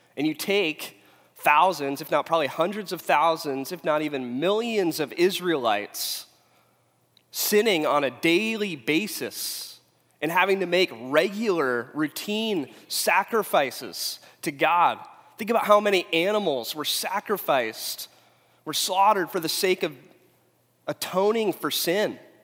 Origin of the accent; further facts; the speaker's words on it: Huntington Beach, California, United States; also born or lived in Phoenix, Arizona; I'm from Huntington Beach